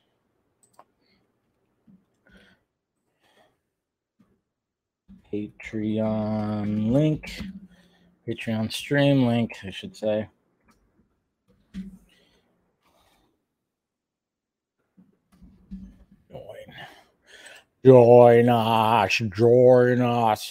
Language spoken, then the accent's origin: English; United States; also born or lived in Alabama; I'm American.